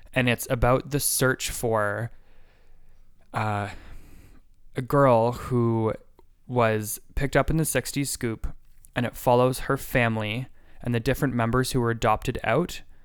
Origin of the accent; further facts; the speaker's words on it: Canada; as a Canadian